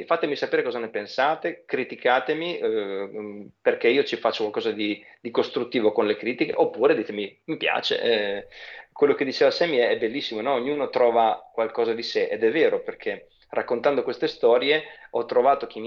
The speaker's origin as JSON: {"language": "Italian", "town": "Pesaro", "region": "Marche", "country": "Italy", "said": "Sono di Pesaro …, sì."}